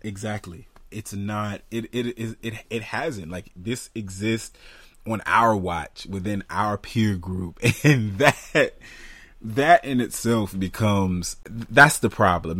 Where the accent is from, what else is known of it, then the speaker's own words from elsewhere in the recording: United States; I'm an American